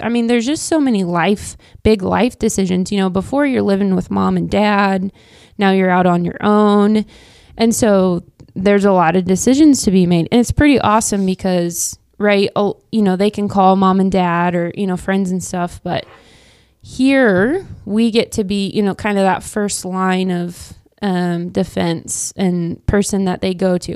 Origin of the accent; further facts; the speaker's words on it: Wichita, Kansas, United States; moved away as an adult; now in Manhattan, United States; I grew up in Wichita, Kansas.